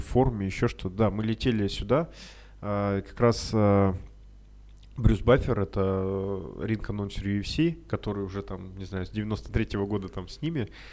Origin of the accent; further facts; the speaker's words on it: Urals, Russia; мы с Урала, там холодно